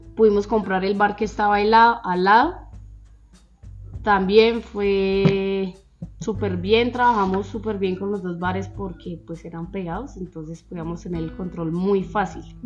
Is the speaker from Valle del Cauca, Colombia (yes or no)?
no; Zipaquirá, Cundinamarca, Colombia; yo nací acá en Zipaquirá, toda la vida he vivido acá en Zipaquirá.